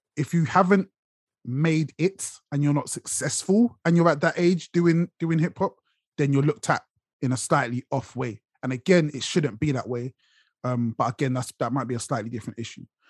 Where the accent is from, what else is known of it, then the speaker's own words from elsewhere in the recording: London, United Kingdom; now in Watford, United Kingdom; I'm from Brixton originally. That's where you see me most of the time. Brixton's where I rep.